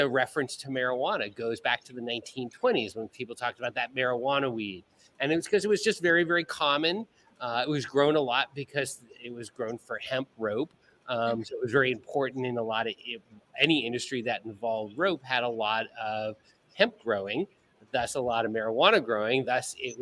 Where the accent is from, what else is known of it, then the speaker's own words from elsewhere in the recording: Southern California, United States; moved away as an adult; also born or lived in Ohio; now in Bahamas; after a childhood of growing up in Southern California